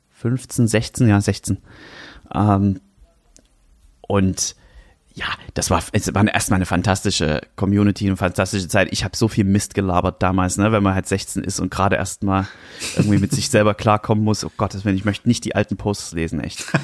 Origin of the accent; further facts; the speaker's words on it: Germany; moved away as an adult; ich bin am Fuße des Erzgebirges aufgewachsen, habe dort gewohnt, bis ich 18 war